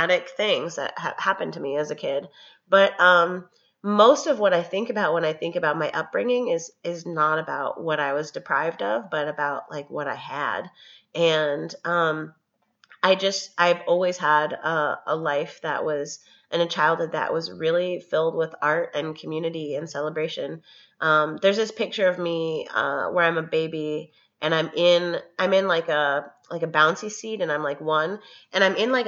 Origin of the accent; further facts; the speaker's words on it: Chicago, Illinois, United States; moved away as an adult; also born or lived in Cambridge, Massachusetts; I grew up in Chicago